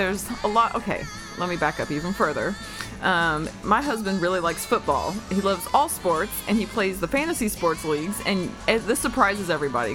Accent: United States; also born or lived in Texas / Arkansas; growing up in Texas and Arkansas

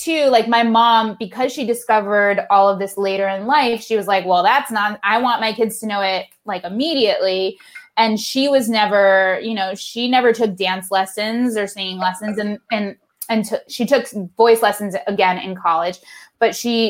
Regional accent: West Hartford, Connecticut, United States; I grew up in West Hartford, Connecticut.

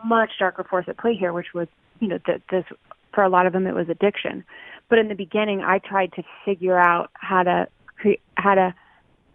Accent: Loveland, Colorado, United States; moved away; I was from Loveland, Colorado. I grew up across the street from a cornfield

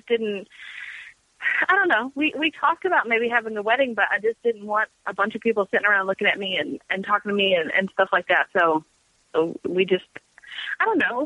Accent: Louisville, Kentucky, United States; I was born and raised here

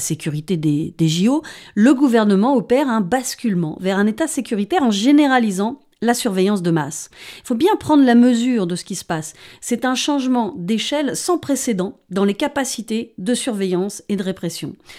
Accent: France; chez nous en France

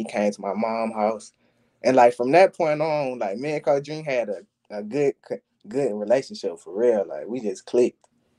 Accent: Mobile, Alabama, United States; moved away as an adult; also born or lived in Spanish Fort, Alabama; now in Missouri, United States; I came from Mobile to Spanish Fort, so like, it's like 30 minutes across a bridge. So like, it was a new environment for me.

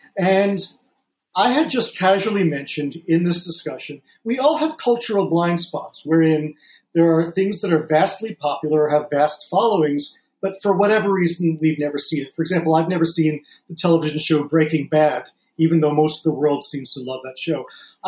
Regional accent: New Jersey, United States; even though I was from New Jersey, in spitting distance of New York, where they played.

